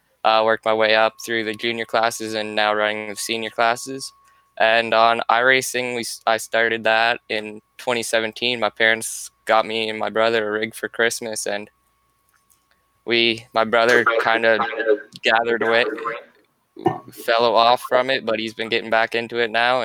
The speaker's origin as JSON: {"language": "English", "area": "about 40 minutes from Detroit", "region": "Ontario", "country": "Canada", "accent": "Canadian", "said": "I'm from Canada, about 40 minutes from Detroit"}